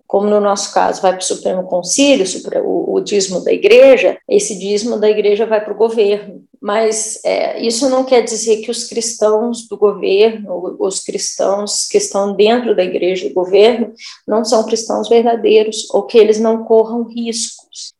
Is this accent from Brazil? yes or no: yes; South Region, Brazil; moved away; Eu venho do sul do Brasil, de uma família bem italiana, tradicional